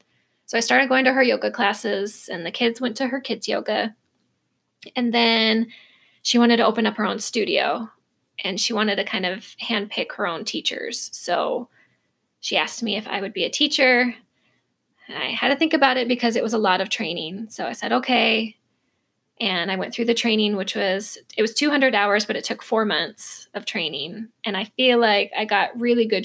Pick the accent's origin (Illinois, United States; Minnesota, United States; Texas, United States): Minnesota, United States; moved away as an adult; also born or lived in Idaho; now in Arizona, United States; I was raised in Minnesota, lived there for over 20 years